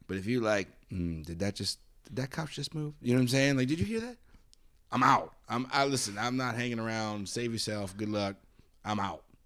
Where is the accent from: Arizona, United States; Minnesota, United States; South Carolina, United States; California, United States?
Arizona, United States; I grew up in Arizona.